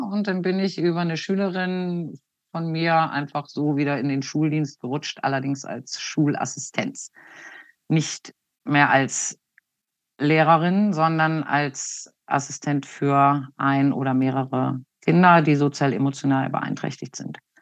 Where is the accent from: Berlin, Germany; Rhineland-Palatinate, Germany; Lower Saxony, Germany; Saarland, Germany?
Lower Saxony, Germany; Hanover; Ich komme aus dem Raum Hannover. Da bin ich 1972 geboren